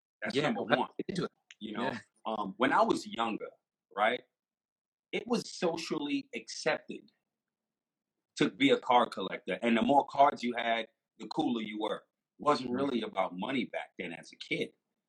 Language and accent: English; Jamaica; I'm West Indian. I'm Jamaican too. So I got roots and family in Canada up in Toronto.